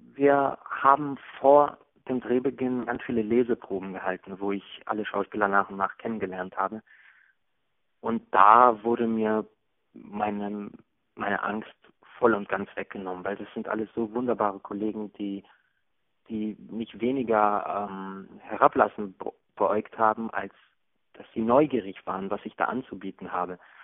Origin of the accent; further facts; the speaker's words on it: Hagen, North Rhine-Westphalia, Germany; moved away; Und das ist das Gefühl der Jugend, das ich mit Hagen verbinde